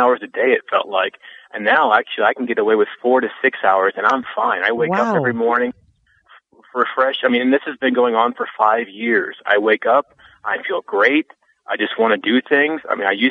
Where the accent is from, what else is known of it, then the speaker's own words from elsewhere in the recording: Omaha, Nebraska, United States; moved away; my hometown, which I'm actually in right now, in Omaha, Nebraska